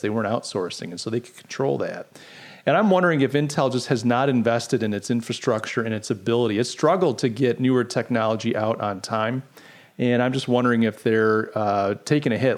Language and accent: English; Rochester, New York, United States; moved away; Brian and I grew up in Buffalo Bills country in Rochester, New York